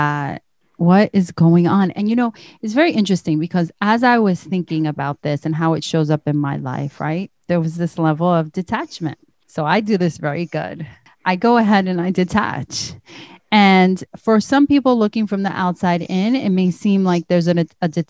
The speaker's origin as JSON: {"language": "English", "country": "United States", "said": "I'm from the United States"}